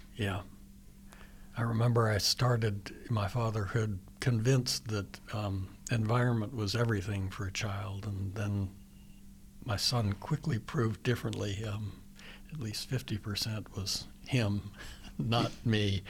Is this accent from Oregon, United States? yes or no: no; Richmond, Virginia, United States; now in Pittsburgh, United States; I'm from Richmond, Virginia originally